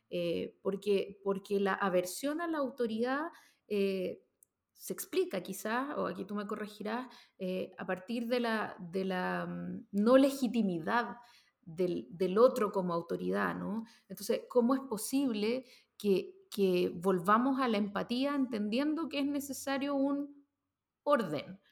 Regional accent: Chile

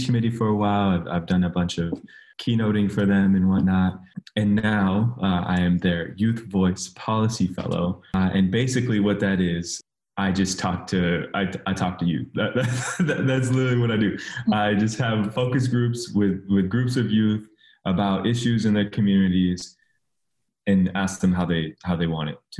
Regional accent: San Mateo, California, United States; moved away as an adult; now in Sacramento, United States; I grew up in the Bay Area

